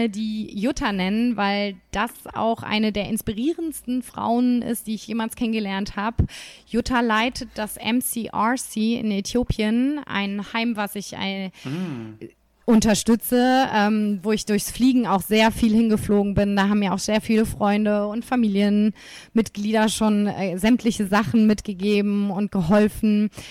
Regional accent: Nuremberg, Bavaria, Germany; Komme ich mal wieder in, in meine Heimat ja. zurück.

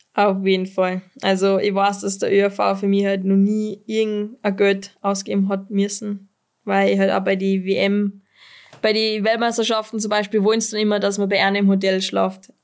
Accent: Pinzgau, Salzburg, Austria

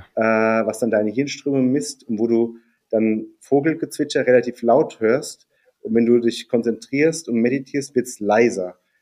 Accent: near Darmstadt, Hesse, Germany; moved away as an adult; also born or lived in Heidelberg; bin in äh, der Nähe von Darmstadt aufgewachsen, also wirklich auf dem Dorf mit mehr Kühen als Einwohnern

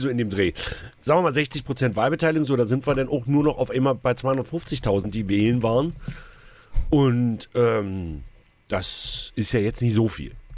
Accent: Saxony-Anhalt, Germany; bei uns in Sachsen-Anhalt

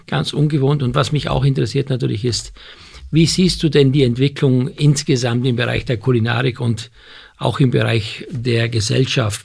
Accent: Austria; Ich bin Österreicher

